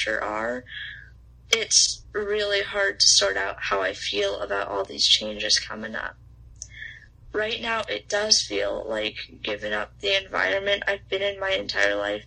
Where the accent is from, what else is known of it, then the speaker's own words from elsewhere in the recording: Texas, United States; accent: southern; I'm clinging to my accent is because it feels like home